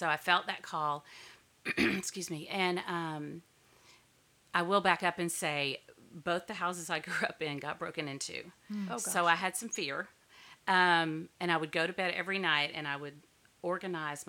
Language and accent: English; Duncanville, Texas, United States; born and raised in Duncanville, Texas